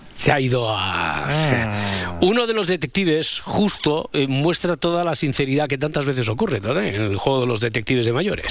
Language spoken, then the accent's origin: Spanish; Cerdanyola del Vallès, Catalonia, Spain; yo soy de Sardañola